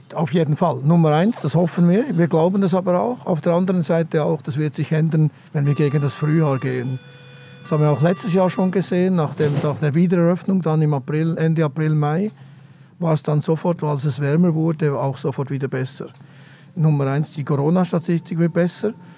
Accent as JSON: {"language": "German", "region": "Bern", "country": "Switzerland", "tie": "born or raised there", "also_born_or_lived": "Zurich / Stuttgart / London", "first_language": "Swiss German", "moved": "as an adult", "lives_now": "Berlin, Germany", "said": "Ich bin in der Stadt Bern aufgewachsen oder in einem Vorort der Stadt Bern, in, Muri, ganz, ganz korrekt gesagt."}